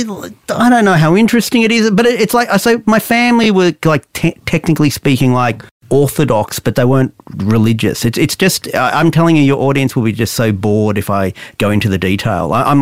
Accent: Balwyn North, Victoria, Australia; In North Baldwin in Victoria.

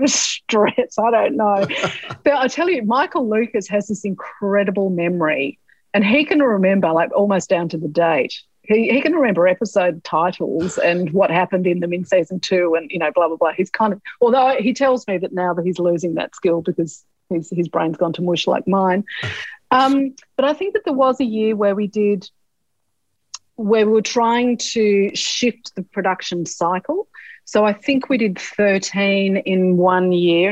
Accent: eastern seaboard, Australia; I'm someone from the Eastern Seaboard.

